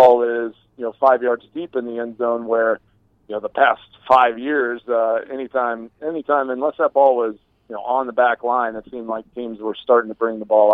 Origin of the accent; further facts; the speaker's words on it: Texas, United States; I grew up in Texas.